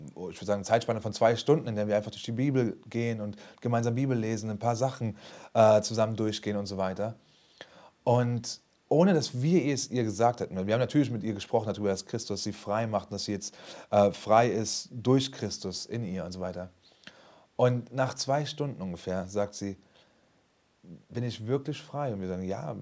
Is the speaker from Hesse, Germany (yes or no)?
yes; Frankfurt, Hesse, Germany; ich bin aus Frankfurt